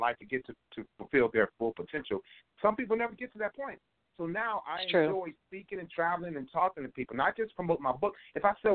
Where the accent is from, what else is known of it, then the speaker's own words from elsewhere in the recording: Cleveland, Ohio, United States; growing up in Cleveland, I was thankful enough to have great mentors, great guidance, great direction